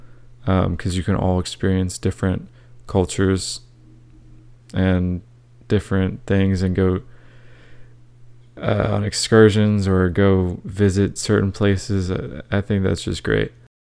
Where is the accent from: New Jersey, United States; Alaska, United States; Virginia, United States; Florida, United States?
Florida, United States; I grew up in Central Florida, so there's definitely a lot of different cultures there